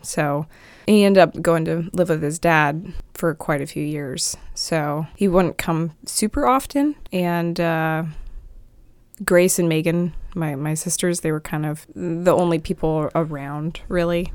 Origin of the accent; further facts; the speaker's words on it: Dinwiddie, Virginia, United States; also born or lived in Petersburg, Virginia; I was born in Petersburg, Virginia, not too far away from here. It's about forty-five minutes south, but I was born there, raised by, uh, my mom and dad in Dinwiddie